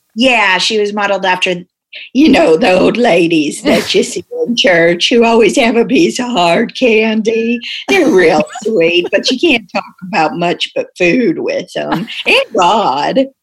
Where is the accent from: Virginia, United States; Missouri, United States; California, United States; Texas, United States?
Missouri, United States; Springfield; accent: Missouri; moved away as an adult; now in St. Louis, United States; I grew up in Springfield